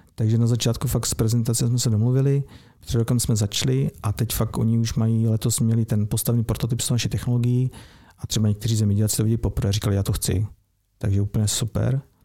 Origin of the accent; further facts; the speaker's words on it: Opava, Moravian-Silesian Region, Czechia; Já jsem z Opavy